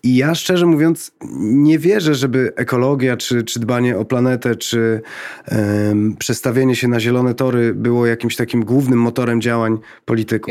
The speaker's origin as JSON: {"language": "Polish", "town": "Lublin", "region": "Lublin Voivodeship", "country": "Poland", "said": "jestem z, z Lublina"}